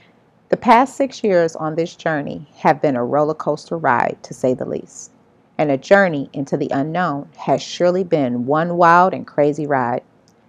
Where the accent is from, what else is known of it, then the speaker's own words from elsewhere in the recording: Cleveland, Ohio, United States; I was born and raised in Cleveland, Ohio, only a 45-minute drive to Sandusky, Ohio